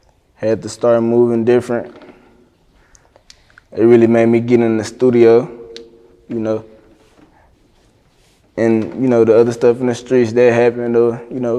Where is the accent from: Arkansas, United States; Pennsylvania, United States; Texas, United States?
Arkansas, United States; Little Rock; Yeah, I grew up in Green Mill.